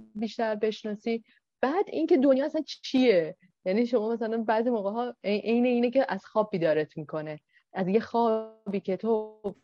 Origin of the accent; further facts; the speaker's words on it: Iran; ما به عنوان یک ایرانی